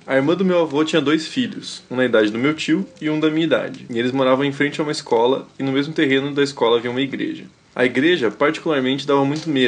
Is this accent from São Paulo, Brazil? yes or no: no; Brasília, Federal District, Brazil; now in Ceará, Brazil; Tenho 22 anos e moro atualmente no Ceará, mas sou de Brasília.